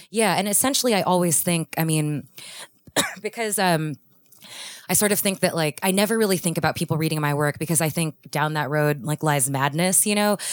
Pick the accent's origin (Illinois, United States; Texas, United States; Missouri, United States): Texas, United States; Houston; moved away; I grew up in Houston